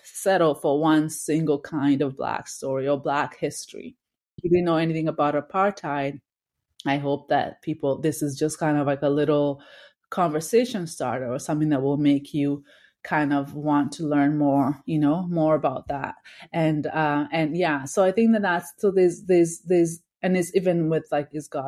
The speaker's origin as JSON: {"language": "English", "country": "Kenya", "tie": "born or raised there", "also_born_or_lived": "Victoria, Canada / Uganda", "moved": "yes", "lives_now": "Toronto, Canada", "said": "growing up in Kenya, watching that show. When I moved to Canada"}